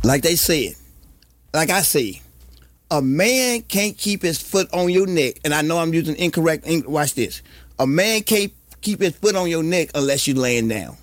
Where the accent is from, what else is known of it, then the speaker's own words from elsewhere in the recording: Bogalusa, Louisiana, United States; I grew up in Bogalusa with the paper mill